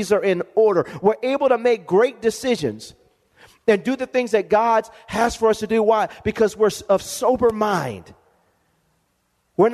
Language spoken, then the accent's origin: English; Lompoc, California, United States; moved away; I go back to my hometown, and if anybody is from Lompoc